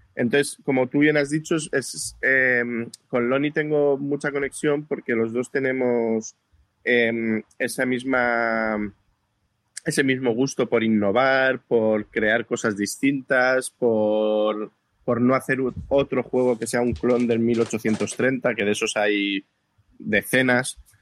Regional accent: Barcelona, Catalonia, Spain; now in Badajoz, Spain; Vivo en Badajoz, pero soy de Barcelona

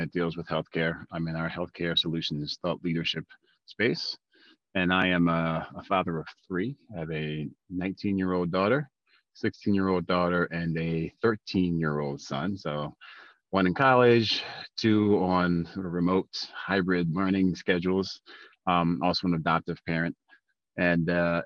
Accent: Baltimore, Maryland, United States; now in Smithfield, United States; I'm from Baltimore originally, living up in Smithfield, Rhode Island now.

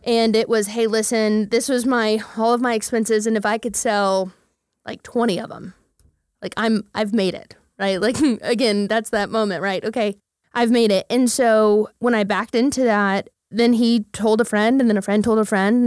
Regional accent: Midwest City, Oklahoma, United States; moved away as an adult; also born or lived in Dallas; born and raised Midwest City

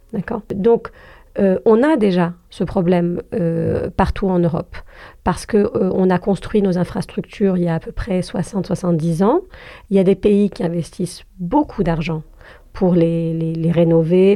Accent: Algeria; je suis algérienne

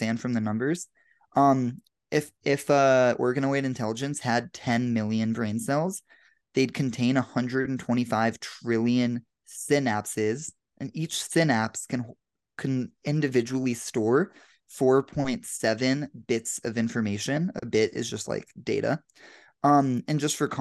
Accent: Denver, Colorado, United States; now in Los Angeles, United States; I'm here in Denver, Colorado, back in my hometown for the weekend.

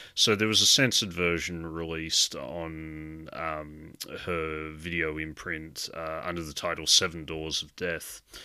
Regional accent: Australia; growing up in Australia, I'd come from very much a background of watching a lot of slasher films

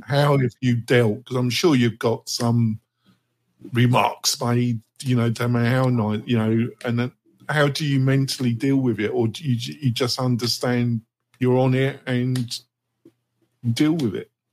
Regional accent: England, United Kingdom; I'm English

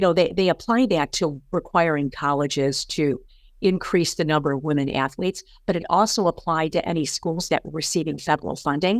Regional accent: St. Louis, Missouri, United States; I grew up in Saint Louis, Missouri, on the, uh, southwest, west side of the city

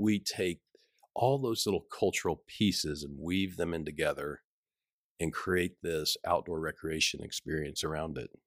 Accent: Rogers, Arkansas, United States; also born or lived in South Africa; I grew up in Rogers

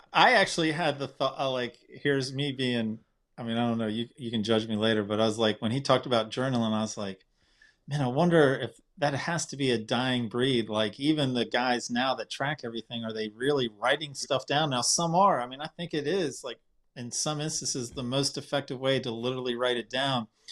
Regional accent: Wilmington, North Carolina, United States; my hometown in Wilmington

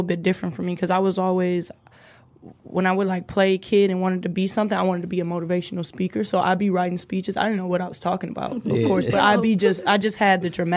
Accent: Detroit, Michigan, United States; I am from Detroit

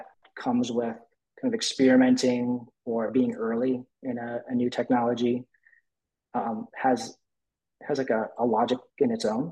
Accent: Detroit, Michigan, United States; I grew up in the Detroit area

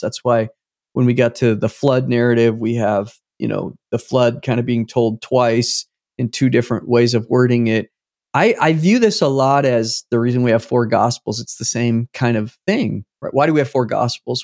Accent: United States; I'm American

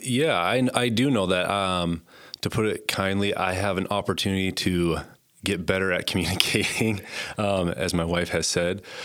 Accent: Conrad, Montana, United States; moved away as an adult; also born or lived in Butte, Montana; now in Gillette, United States; I grew up in Conrad, Montana, a little town in northern Montana. Um, born and raised there

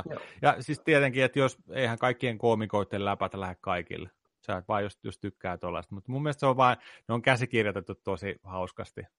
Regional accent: India; sori, mä oon intialainen, mä en voi syödä pekonia, se on mun uskontoa vastaan

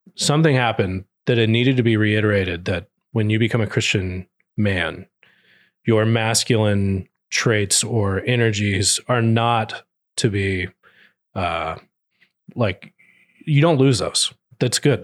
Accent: Texas, United States; I grew up in Texas

